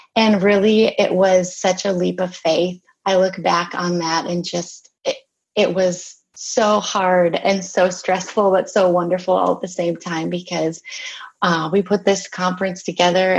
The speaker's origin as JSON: {"language": "English", "region": "Minnesota", "country": "United States", "tie": "born or raised there", "said": "I am from Minnesota"}